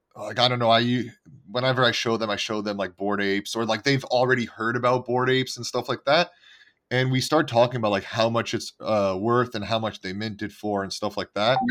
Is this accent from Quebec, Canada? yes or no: yes; Montreal, Quebec, Canada; moved away; I'm originally from Canada